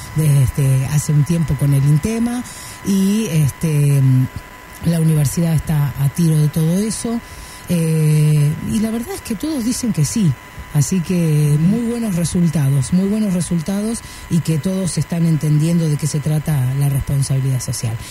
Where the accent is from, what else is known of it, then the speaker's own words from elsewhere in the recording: Argentina; Yo soy un autor argentino. Perdón. Argentina soy